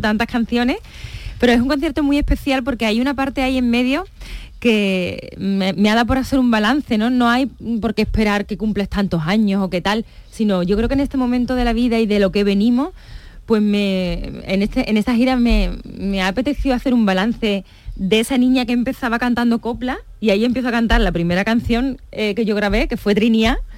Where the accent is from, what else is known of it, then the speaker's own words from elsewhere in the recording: Seville, Andalusia, Spain; aquí en mi tierra